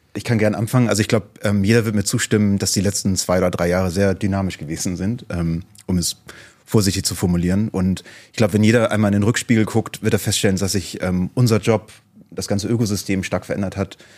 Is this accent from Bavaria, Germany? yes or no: no; Hamburg, Germany; ich komme aus Hamburg